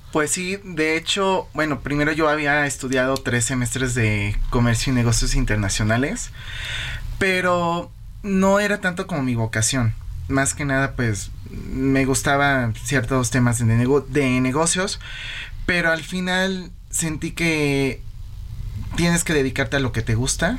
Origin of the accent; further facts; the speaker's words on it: Mexico City, Mexico; Yo soy, bueno, pues de aquí de la Ciudad de México